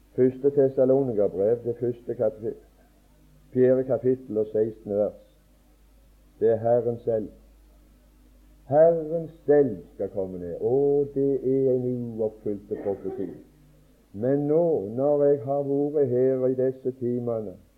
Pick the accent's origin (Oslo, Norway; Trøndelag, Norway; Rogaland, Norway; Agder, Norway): Rogaland, Norway; Åkrehamn; hjemme på Åkra